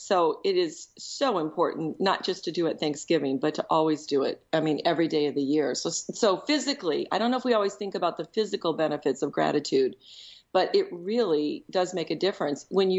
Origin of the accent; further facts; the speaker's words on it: Michigan, United States; also born or lived in Chicago; so as a Midwesterner, your geography notation was duly noted by me, because Minnesota would be considered the north from where I was in Michigan and in Chicago.